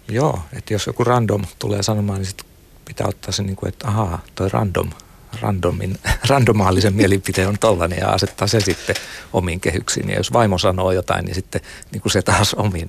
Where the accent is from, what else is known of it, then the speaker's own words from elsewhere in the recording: Satakunta, Finland; Mä oon satakunnasta kotoisin. Siellä on paljon peltoja ja aakeita laakeita ja lapsuudessa veisattiin virsiä